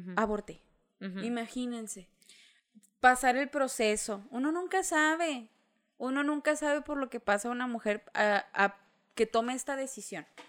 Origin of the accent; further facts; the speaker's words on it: Mexico; como mexicanos